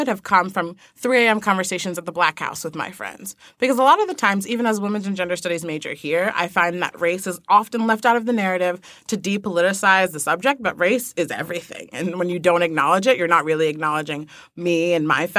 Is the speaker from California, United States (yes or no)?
no; New York, United States; I live in middle of nowhere, New York